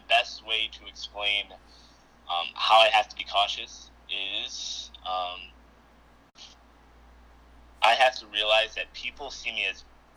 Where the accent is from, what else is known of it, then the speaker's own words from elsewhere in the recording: Midland, Michigan, United States; also born or lived in Saginaw, Michigan; I was born in Saginaw, raised in Midland, Michigan